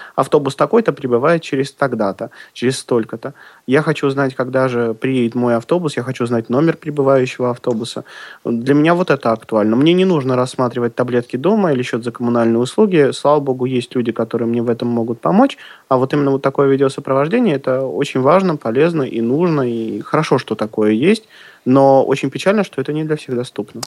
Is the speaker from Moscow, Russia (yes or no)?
yes; Moscow, Russia; у нас сейчас, если кто-то не знает, в Москве